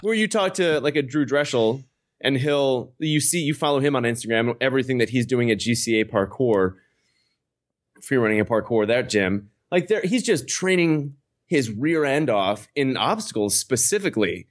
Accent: Chicago, Illinois, United States; I grew up in Chicago.

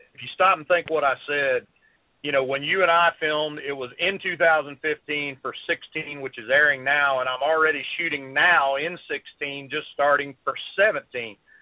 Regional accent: South Carolina, United States; also born or lived in Columbia, South Carolina; I'm from South Carolina. I live right dead in the middle of the state in Columbia.

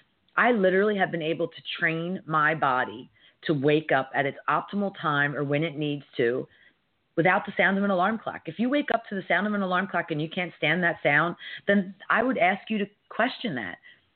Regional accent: United States; how I was able to navigate one of the most stressful weeks in my 53 years as an American.

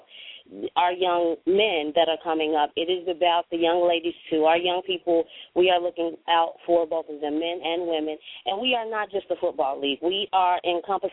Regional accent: Chicago, Illinois, United States; I am in Chicago on the south side, born and raised in Chicago

